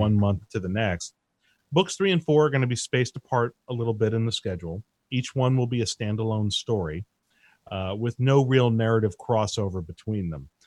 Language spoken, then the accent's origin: English; Easthampton, Massachusetts, United States; moved away; I grew up in East Hampton, Massachusetts.